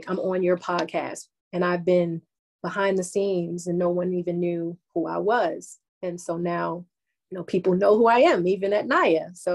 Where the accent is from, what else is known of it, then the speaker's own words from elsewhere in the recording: Baltimore, Maryland, United States; moved away; I'm not there anymore. I'm from Baltimore.